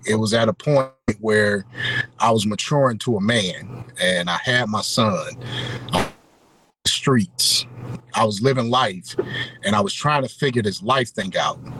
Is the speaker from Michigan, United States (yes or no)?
yes; Detroit, Michigan, United States; I hail from Detroit as well